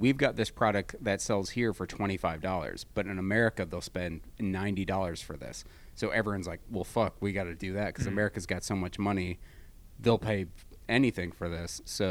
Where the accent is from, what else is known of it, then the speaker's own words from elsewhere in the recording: Michigan, United States; now in California, United States; Like, even just going back home to Michigan, I realize how kind of backwards the thinking is